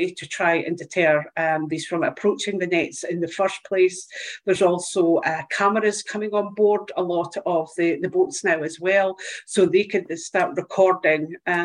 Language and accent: English; Dundee, Scotland, United Kingdom; Ace Aquatech are actually in my hometown. So they're here in Dundee.